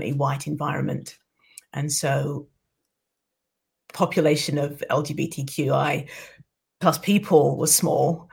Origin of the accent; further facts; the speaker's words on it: London, United Kingdom; moved away as an adult; now in Dundee, United Kingdom; I am a Londoner, proud, born and bred